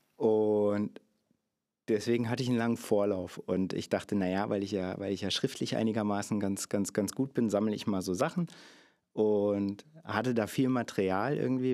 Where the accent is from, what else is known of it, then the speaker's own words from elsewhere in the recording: Cottbus, Brandenburg, Germany; Ich äh, komme aus dem hier schon äh, oft erwähnten Sachsendorf, auch in Cottbus, der südliche Stadtteil, den wir haben